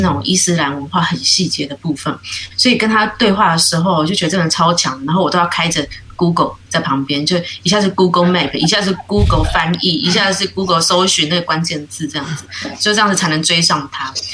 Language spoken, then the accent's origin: Chinese; New Taipei, Taiwan; moved away as an adult; now in Tainan, Taiwan; 我应该算是新北的女儿